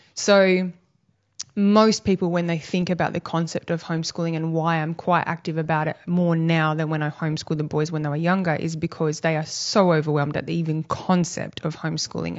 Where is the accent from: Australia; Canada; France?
Australia; Busselton, Western Australia; now in Albany, Australia; I grew up in Bustleton in West Australia, and back in the eighties, it was really a lovely little country beachside town